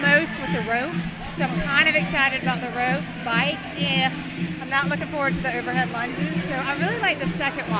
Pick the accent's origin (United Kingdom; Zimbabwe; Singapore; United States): United States; Greenville, South Carolina; I'm from Greenville, born and raised.